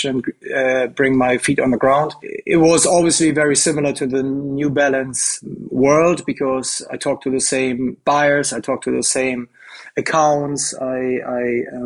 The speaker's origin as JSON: {"language": "English", "country": "Germany", "tie": "born or raised there", "said": "I grew up in Germany, a German boy playing football pretty much all my life"}